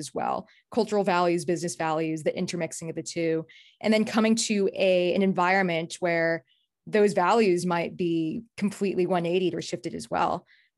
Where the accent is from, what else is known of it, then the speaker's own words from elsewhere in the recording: United States; also born or lived in Singapore; I grew up in the US and then I went to a place where I'd say it's like a melting pot of cultures, right?